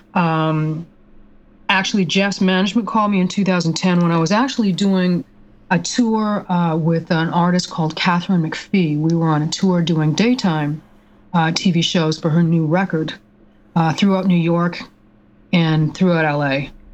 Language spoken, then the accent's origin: English; Canada; moved away as an adult; also born or lived in Montreal / Minneapolis / Los Angeles; I grew up in Canada